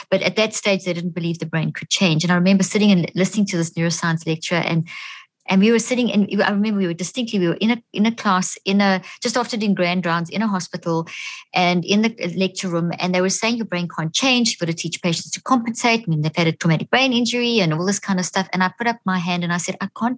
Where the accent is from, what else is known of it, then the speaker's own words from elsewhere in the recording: South Africa; moved away as an adult; also born or lived in Zimbabwe; now in United States; I was born in Zimbabwe, grew up in South Africa, and I've been in the States for the last 13 years